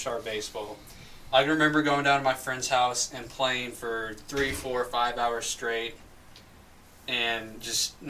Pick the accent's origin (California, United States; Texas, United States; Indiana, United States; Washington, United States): Indiana, United States; Madison; From Madison, Indiana